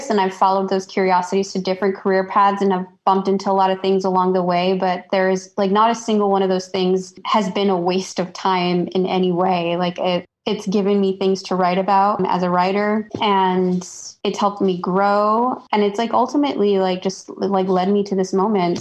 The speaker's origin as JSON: {"language": "English", "town": "Chicago", "region": "Illinois", "country": "United States", "tie": "born or raised there", "also_born_or_lived": "New York City", "moved": "as an adult", "said": "I was born and raised in Chicago, and I went to school in Illinois"}